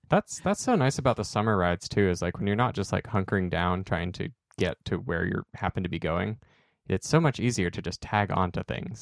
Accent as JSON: {"language": "English", "town": "Salem", "region": "Oregon", "country": "United States", "tie": "born or raised there", "said": "growing up in Salem"}